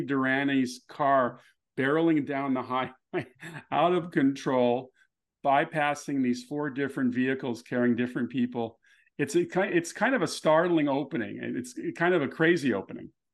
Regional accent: Los Angeles, California, United States; growing up in Los Angeles

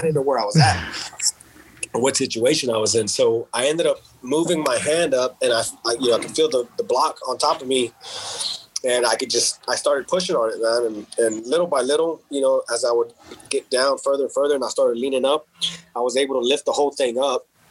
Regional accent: Texas, United States; because I was from Texas

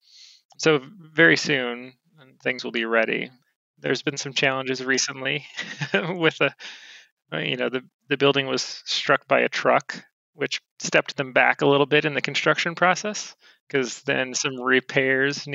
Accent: Monroe, United States; my hometown of Monroe

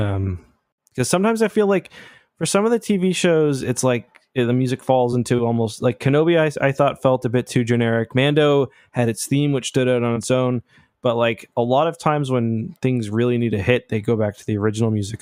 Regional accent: Canada; I'm not American, I'm Canadian

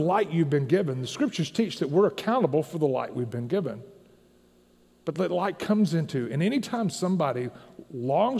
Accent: Tennessee, United States; I grew up in Tennessee

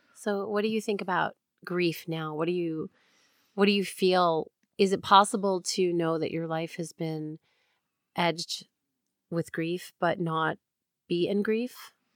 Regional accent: New York, United States; moved away; also born or lived in Los Angeles; I'm from New York and I lived in L A when nine eleven happened

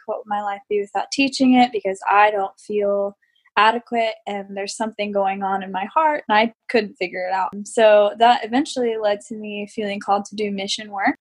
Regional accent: United States; I'm American

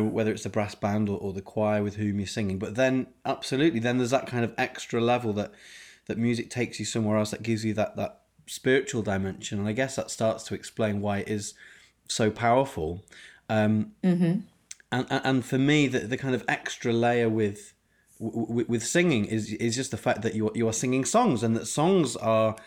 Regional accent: Yorkshire and the Humber, United Kingdom; growing up in Yorkshire, playing the trombone in the brass band.

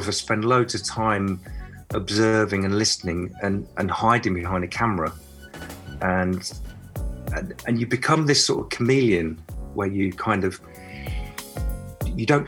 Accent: Nottingham, East Midlands, United Kingdom; now in Cornwall, United Kingdom; growing up in Nottingham, and then Sherwood Forest was my playground

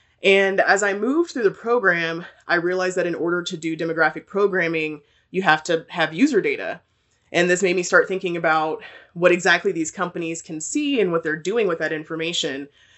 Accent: Texas, United States; also born or lived in Germany; So I was born in Germany to two military parents. My parents are both in the army, but I spent most of my life in Texas.

